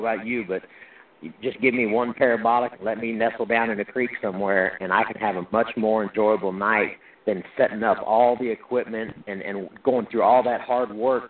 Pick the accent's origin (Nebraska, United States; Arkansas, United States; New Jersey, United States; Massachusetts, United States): Arkansas, United States; Little Rock; I was born in Little Rock, Arkansas